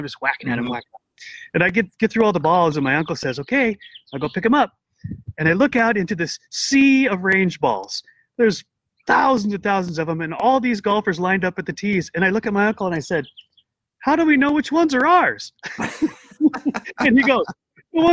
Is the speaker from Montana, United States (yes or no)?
yes; Montana, United States; I grew up in Montana